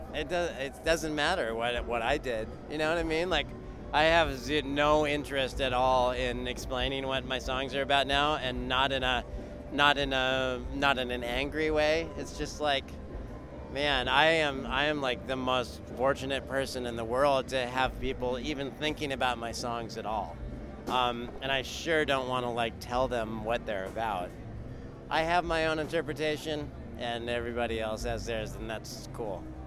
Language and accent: English; California, United States; moved away as an adult; now in North Carolina, United States; I'm I'm from California